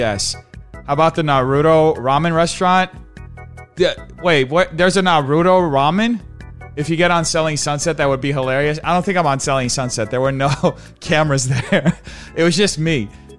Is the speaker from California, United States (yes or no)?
yes; California, United States; I'm from Cali. It makes me sick.